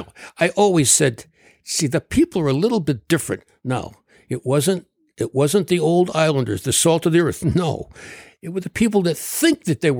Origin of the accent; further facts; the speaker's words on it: Trumbull, Connecticut, United States; I practiced medicine for 35 years in my hometown of Trumbull, Connecticut.